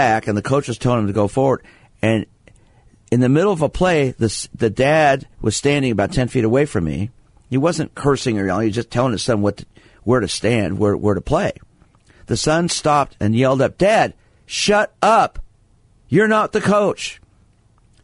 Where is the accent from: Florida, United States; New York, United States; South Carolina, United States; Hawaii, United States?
New York, United States; New York City; I was born in Brooklyn, not a small town